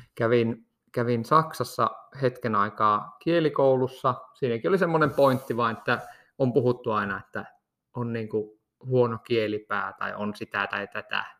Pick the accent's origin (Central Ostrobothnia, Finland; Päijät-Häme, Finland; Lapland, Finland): Lapland, Finland; Kittilä; also born or lived in Rovaniemi; mehän olen lähtöisin ihan tästä Kittilän kylältä, että nyt nauhoitellaan tätä jaksoa tästä ihan minun kotitalon vierestä